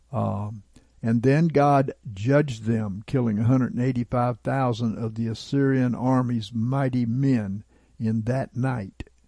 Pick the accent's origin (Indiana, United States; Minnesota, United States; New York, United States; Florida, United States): Indiana, United States; Jason; So I started walking down the road in the town where I grew up in Jason, Indiana, on South Meridian Street.